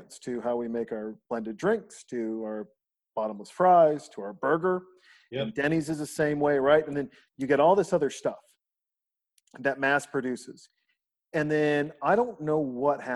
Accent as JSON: {"language": "English", "region": "Montana", "country": "United States", "tie": "born or raised there", "moved": "as an adult", "lives_now": "Austin, United States", "said": "I'm a kid from Montana"}